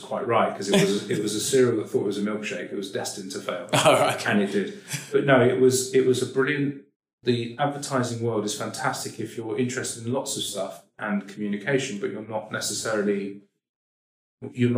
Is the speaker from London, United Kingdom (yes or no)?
yes; London, United Kingdom; I'm probably Jewish because I'm a boring guy from Northwest London